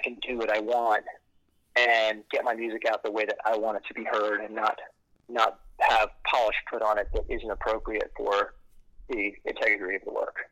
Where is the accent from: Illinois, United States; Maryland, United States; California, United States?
Maryland, United States; Silver Spring; So I grew up uh, not far from where I'm standing right now in Silver Spring, Maryland